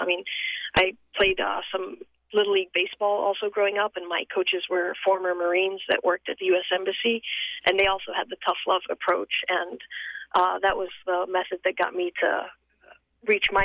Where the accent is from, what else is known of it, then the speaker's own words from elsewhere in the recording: Amman, Amman Governorate, Jordan; moved away as an adult; also born or lived in Massachusetts, United States; now in United States; I was born and raised in Amman, Jordan, and came to the United States when I was 18 to go to college.